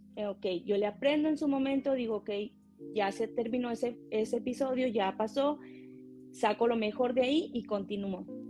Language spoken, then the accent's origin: Spanish; Tamaulipas, Mexico; now in California, United States; yo soy em, una mujer de Tamaulipas, nací en Tamaulipas, en México